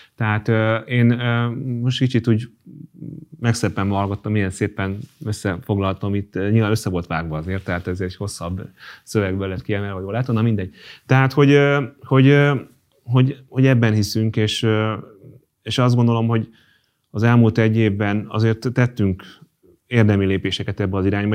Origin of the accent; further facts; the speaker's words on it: Hungary; magyar vagyok